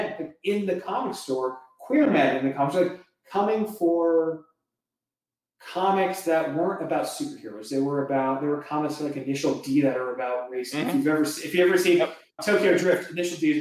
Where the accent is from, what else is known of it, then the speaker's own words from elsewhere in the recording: Toronto, Ontario, Canada; moved away as an adult; now in Los Angeles, United States; I'm from Toronto originally. I was born in the suburbs of Toronto. And so I grew up there